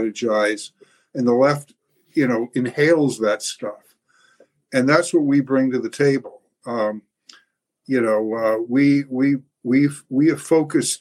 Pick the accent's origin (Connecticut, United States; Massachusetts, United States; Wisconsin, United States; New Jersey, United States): Massachusetts, United States; Newton; I started a parents group in my hometown of Newton, Massachusetts